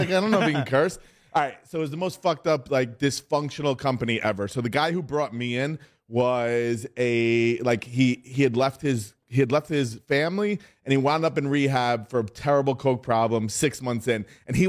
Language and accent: English; New York City, New York, United States; as you said, and I'm from New York City.